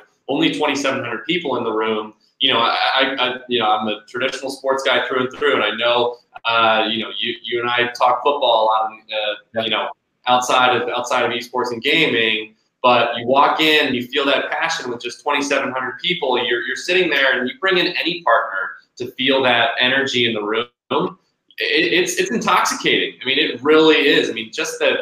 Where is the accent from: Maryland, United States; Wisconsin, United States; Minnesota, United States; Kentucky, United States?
Maryland, United States; Baltimore; I'm born and raised in Baltimore, Maryland